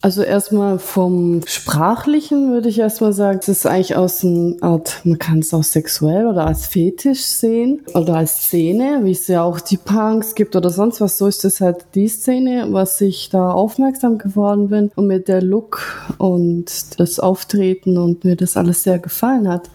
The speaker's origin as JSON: {"language": "German", "town": "Ulm", "region": "Baden-Württemberg", "country": "Germany", "said": "Ich bin aus Deutschland, aus Ulm"}